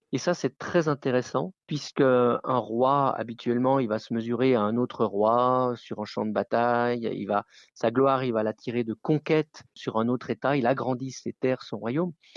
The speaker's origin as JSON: {"language": "French", "area": "Haute-Savoie", "region": "Auvergne-Rhône-Alpes", "country": "France", "tie": "born or raised there", "also_born_or_lived": "Isère", "said": "je suis né dans Haute-Savoie, j'ai toujours vécu euh, dans les Alpes"}